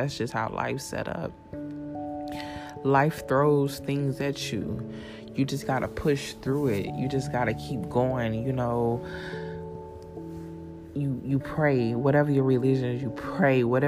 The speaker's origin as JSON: {"language": "English", "region": "South Carolina", "country": "United States", "also_born_or_lived": "Florida", "moved": "yes", "said": "I'm back in South Carolina. I'm at my mom's house right now"}